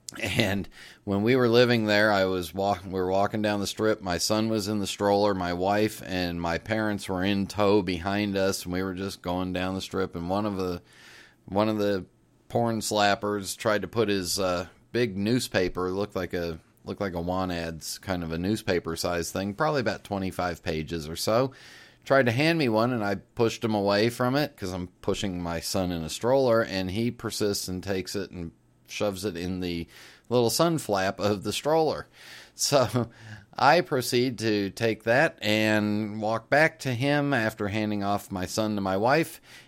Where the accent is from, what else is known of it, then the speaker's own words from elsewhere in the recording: Los Angeles, California, United States; Sean, I grew up in Los Angeles, and In-N-Out was the after football games and late night place.